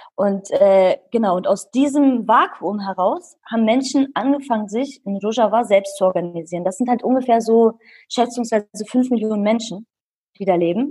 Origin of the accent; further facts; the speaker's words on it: Bielefeld, North Rhine-Westphalia, Germany; ich bin in Bielefeld geboren und aufgewachsen. Hm, meine Eltern sind Kurden